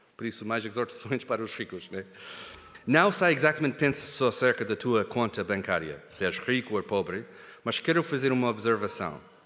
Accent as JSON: {"language": "Portuguese", "country": "Kenya", "tie": "born or raised there", "moved": "yes", "said": "o privilégio de crescer na África, no Quênia, eu e a Hannah. Nós crescemos longe daqui, na África"}